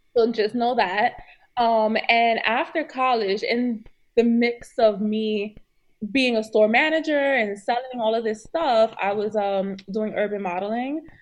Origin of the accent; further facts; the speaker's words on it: New York City, New York, United States; I'm from New York City